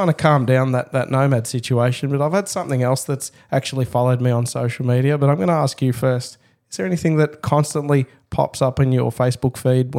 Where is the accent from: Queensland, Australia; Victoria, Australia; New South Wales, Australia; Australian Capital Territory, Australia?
Victoria, Australia; Dandenong North; Look, I come from Dandenong North. So famously in suburban Melbourne, Dandenong, there's the Dandenong Creek system